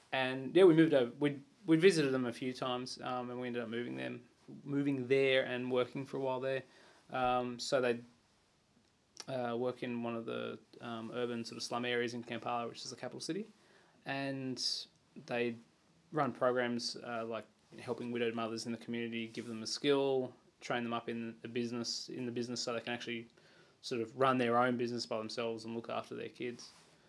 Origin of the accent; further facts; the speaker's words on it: Sydney, New South Wales, Australia; now in Wagga Wagga, Australia; I'm from Sydney.